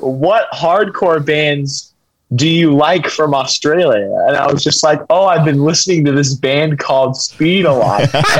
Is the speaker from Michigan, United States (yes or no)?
no; Kentucky, United States; we're from Kentucky, you know, so it's like, it's a similar vibe.